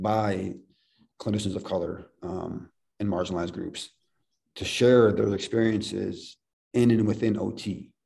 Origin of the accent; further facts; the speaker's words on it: Ohio, United States; moved away; We're born and raised in Ohio